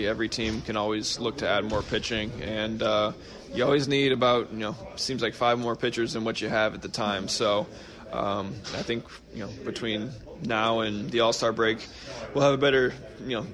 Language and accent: English; Midwest, United States; I'm from the Midwest originally